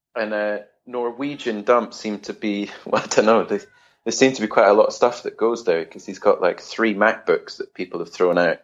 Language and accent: English; Edinburgh, Scotland, United Kingdom; moved away as an adult; also born or lived in London / Bergen; I grew up in Edinburgh, in Scotland